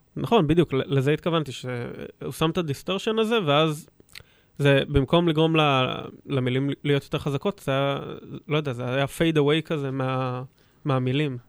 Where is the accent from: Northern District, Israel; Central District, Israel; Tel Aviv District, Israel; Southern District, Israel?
Central District, Israel; Rosh HaAyin; אני גדלתי בראש העין